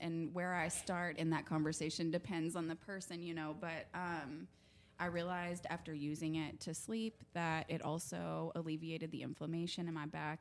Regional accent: Oklahoma, United States; I was raised here in Oklahoma with my mom and my stepdad

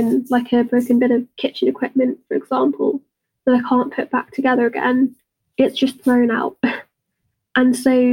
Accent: United Kingdom; accent: British; if you couldn't already tell by my accent, I'm British.

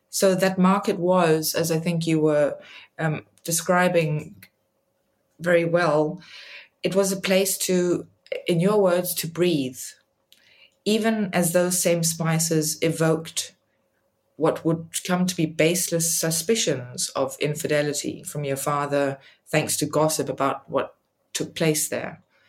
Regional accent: Eswatini; moved away; also born or lived in Denmark; I was a child growing up in Swaziland, now called Eswatini, and we would visit Denmark, where I am originally from

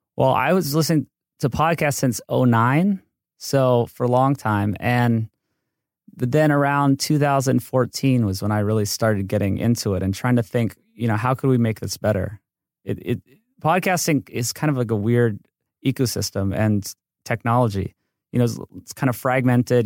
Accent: Hawaii, United States; moved away as an adult; now in Los Angeles, United States; I grew up in Hawaii, and then I came to U C L A for mechanical engineering

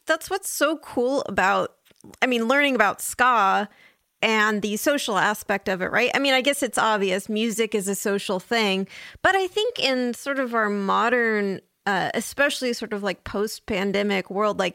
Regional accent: San Diego, California, United States; I grew up in San Diego

